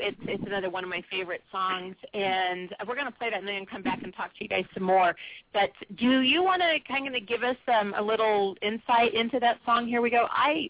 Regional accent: San Diego, California, United States; I'm from San Diego.

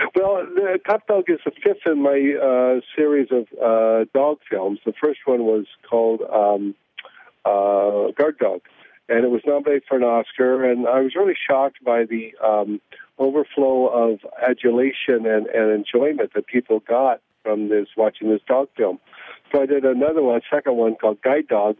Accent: Oregon, United States; now in New York, United States; I'm from Oregon

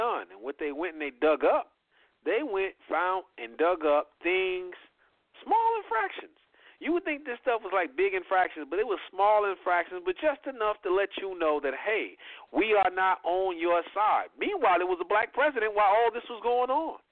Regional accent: Indiana, United States; I'm from Indiana.

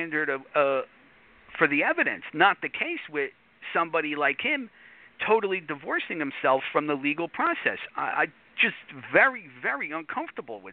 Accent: United States; I'm New York area

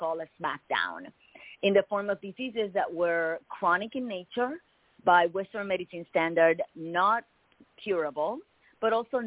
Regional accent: Puerto Rico; moved away as an adult; now in United States; I was born and raised in Puerto Rico.

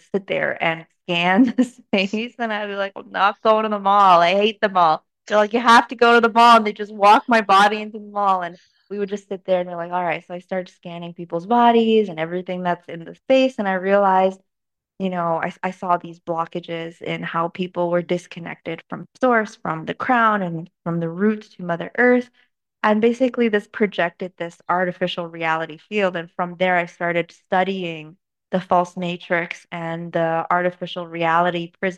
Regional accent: Canada; also born or lived in China; Moved to Canada in 2003 when I was 9, and grew up really normal

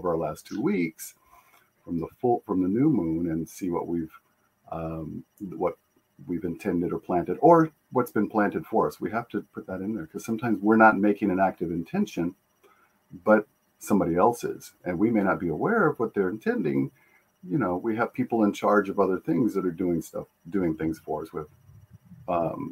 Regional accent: Tucson, Arizona, United States; I grew up in Tucson

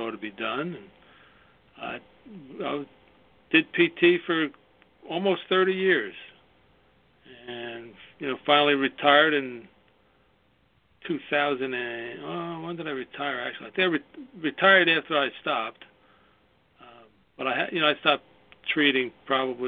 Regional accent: New York, United States; I started in New York. I was born in New York, as you can tell by my accent.

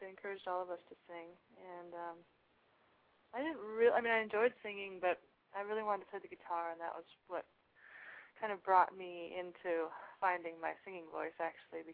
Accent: North Dakota, United States; also born or lived in Canada / New Mexico / Austin, Texas; now in Brooklyn, United States; I was born in Canada, and my folks moved to North Dakota, where I grew up, and then we moved to New Mexico, and then I came to Austin after high school

